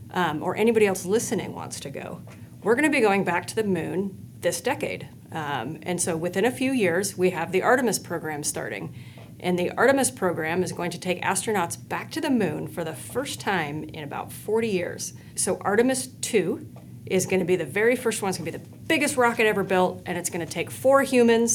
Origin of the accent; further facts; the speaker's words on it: Spokane, Washington, United States; moved away; I grew up in Spokane, Washington.